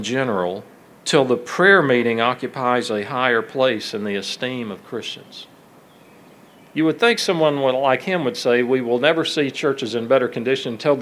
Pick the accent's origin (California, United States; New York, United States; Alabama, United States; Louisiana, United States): Alabama, United States; my hometown and in Alabama